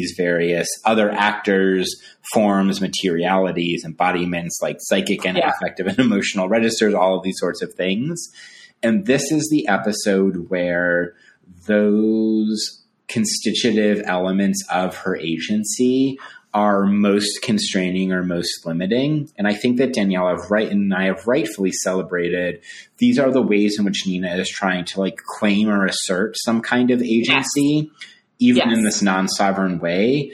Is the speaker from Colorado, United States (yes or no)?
yes; Colorado, United States; I grew up in Colorado